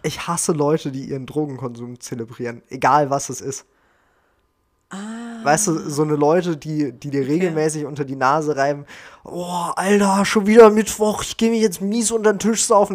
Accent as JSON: {"language": "German", "country": "Germany", "said": "bei uns in Deutschland"}